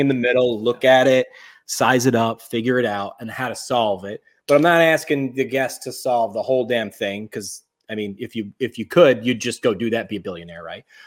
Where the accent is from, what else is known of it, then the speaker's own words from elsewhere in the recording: New York, United States; moved away; also born or lived in Northeast Pennsylvania; I grew up in New York